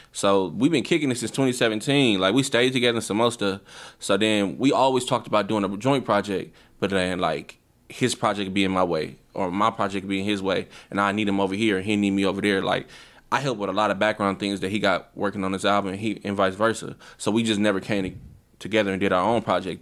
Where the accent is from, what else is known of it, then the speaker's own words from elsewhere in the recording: Milwaukee, Wisconsin, United States; I'm an artist from Milwaukee, Wisconsin